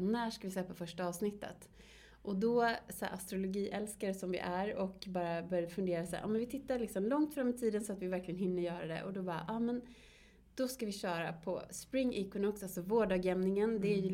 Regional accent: Borås, Västra Götaland, Sweden; also born or lived in Varberg; vi är uppvuxna i Borås

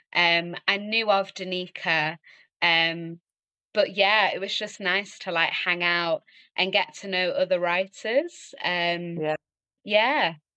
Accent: Kendal, North West England, United Kingdom; also born or lived in London; now in Manchester, United Kingdom; from Kendal, Cumbria in the Lake District, that's where I grew up

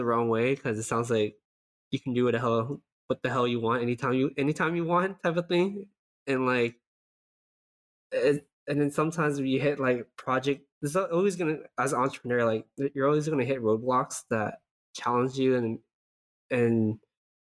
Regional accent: Southern California, United States; moved away as an adult; now in San Francisco Bay Area, United States; as a SoCal person, I was born and raised in SoCal, I never felt like I belong here.

